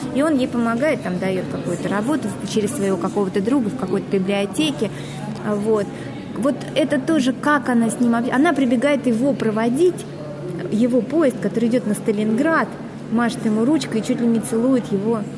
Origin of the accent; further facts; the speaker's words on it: Volgograd, Volgograd Oblast, Russia; я Собственно, из Волгограда, и я, э, мой дед там воевал